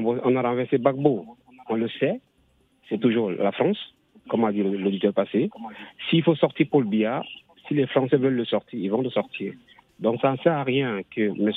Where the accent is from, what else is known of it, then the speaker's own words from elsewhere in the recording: Cameroon; je suis du Cameroun